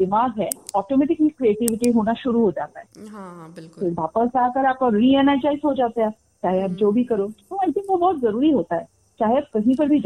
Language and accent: Hindi; Guwahati, Assam, India; also born or lived in Delhi; now in Raipur, India; uh, मैं born and brought up मैं गुवाहाटी हूँ असम